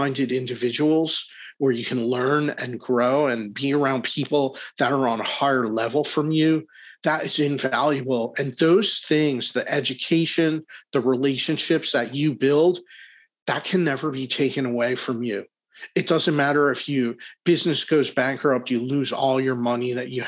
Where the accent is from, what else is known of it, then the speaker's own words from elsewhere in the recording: Philadelphia, Pennsylvania, United States; I'm a Philly guy, I'm from Philadelphia